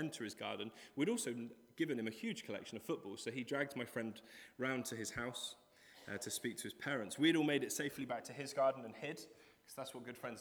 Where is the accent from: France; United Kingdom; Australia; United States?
United Kingdom; Cheddar, South West England; I grew up in Cheddar